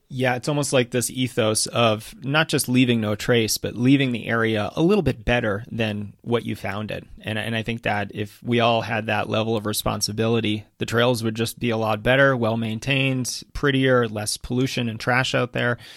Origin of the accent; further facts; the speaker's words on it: Massachusetts, United States; growing up in Massachusetts